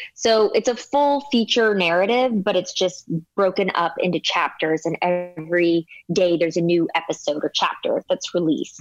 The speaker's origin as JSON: {"language": "English", "town": "Denver", "region": "Colorado", "country": "United States", "also_born_or_lived": "Los Angeles, United States", "moved": "yes", "lives_now": "New York, United States", "said": "I'm from Colorado."}